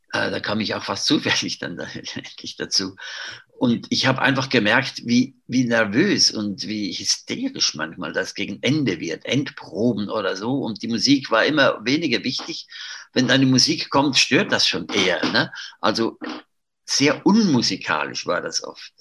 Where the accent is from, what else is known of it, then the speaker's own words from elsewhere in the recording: Zurich, Switzerland; ich bin in Zürich aufgewachsen